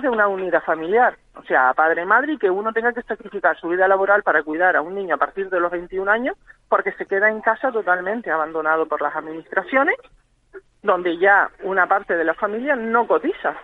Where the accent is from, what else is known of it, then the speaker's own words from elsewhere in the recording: Gran Canaria, Canary Islands, Spain; somos eh, de Gran Canaria todos